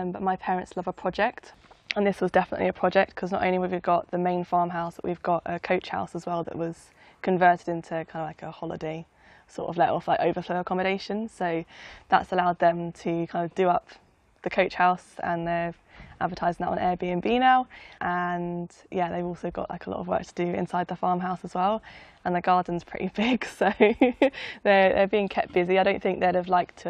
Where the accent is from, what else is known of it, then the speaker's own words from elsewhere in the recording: Surrey, South East England, United Kingdom; moved away as an adult; also born or lived in Somerset; So I grew up in Surrey, so it's about 30 minutes by train outside of London.